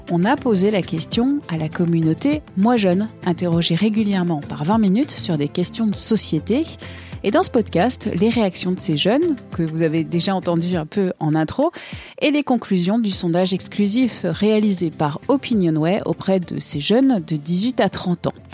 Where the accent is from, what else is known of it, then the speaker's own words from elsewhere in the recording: Lebanon; now in France; Ça fait trois ans à peu près que je suis en France, je viens du Liban.